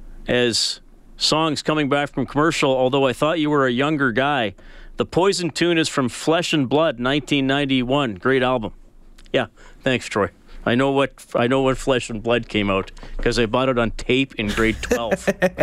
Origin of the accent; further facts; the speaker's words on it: Evansburg, Alberta, Canada; Hey, here's one that takes me back to my summers growing up in Evansburg.